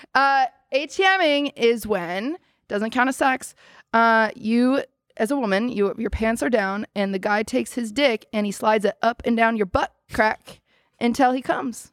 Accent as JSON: {"language": "English", "region": "Washington", "country": "United States", "tie": "born or raised there", "moved": "as an adult", "lives_now": "Los Angeles, United States", "said": "I was raised in Washington"}